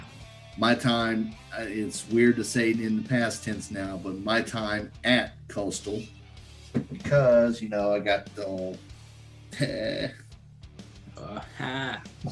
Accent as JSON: {"language": "English", "town": "Burlington", "region": "North Carolina", "country": "United States", "tie": "born or raised there", "said": "I grew up outside of Burlington, North Carolina"}